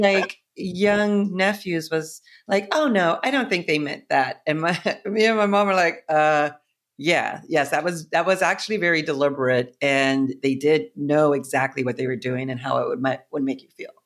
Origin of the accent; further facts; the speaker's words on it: Boston, Massachusetts, United States; moved away as an adult; also born or lived in Ohio; now in New York, United States; I grew up in Ohio, but I really was raised and spent, like, thirty years in Boston.